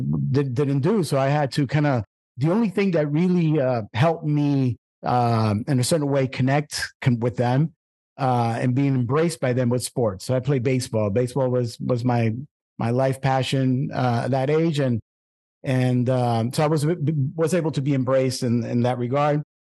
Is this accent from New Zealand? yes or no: no; Puerto Rico; also born or lived in Brooklyn; It was a little bit rough for me, I remember, because of I'm moving from Brooklyn to a very rural part of Puerto Rico country.